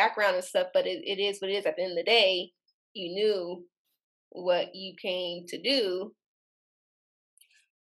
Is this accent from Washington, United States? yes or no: no; Portland, Oregon, United States; I was born and raised in Portland, Oregon